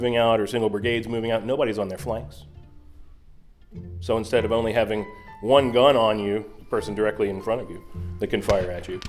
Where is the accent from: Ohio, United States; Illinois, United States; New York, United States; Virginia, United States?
Virginia, United States; Richmond; This is my hometown